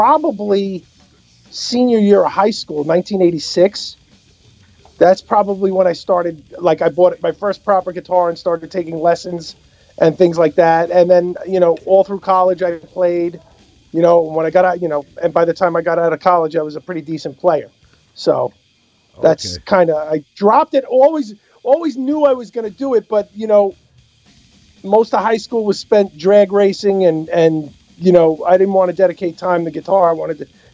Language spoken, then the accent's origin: English; Huntington, New York, United States; I grew up in Huntington